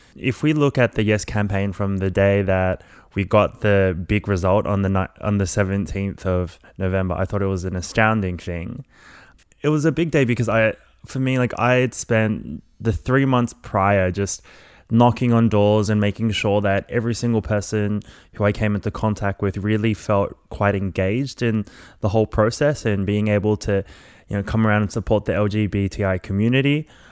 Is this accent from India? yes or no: no; Melbourne, Victoria, Australia; also born or lived in Malaysia; I grew up in Melbourne after migrating when I, from Malaysia, when I was about two years old.